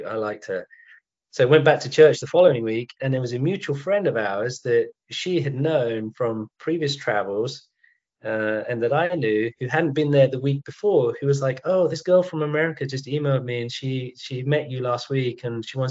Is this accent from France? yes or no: no; London, United Kingdom; moved away as an adult; also born or lived in Rhodesia; now in United States; I'm from the south, I'm from London